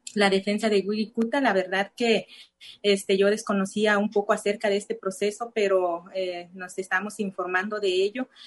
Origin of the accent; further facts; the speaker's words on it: Santa Cruz de Guaybel, municipality of Del Nayar, Nayarit, Mexico; first language Cora (Náayeri); Spanish is a second language; yo soy de, la de Santa Cruz de Guaybel, municipio del Nayar igual